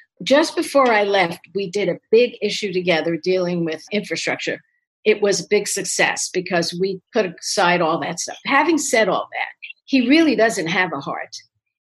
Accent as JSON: {"language": "English", "town": "New York City", "region": "New York", "country": "United States", "tie": "born or raised there", "said": "I was born in Brooklyn"}